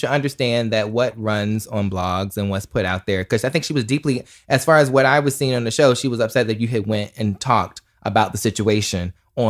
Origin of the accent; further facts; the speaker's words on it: North Carolina, United States; I'm from North Carolina, so, you know, it comes out.